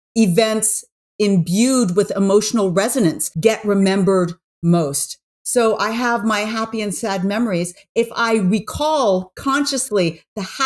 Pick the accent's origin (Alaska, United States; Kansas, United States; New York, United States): New York, United States; I'm from New York.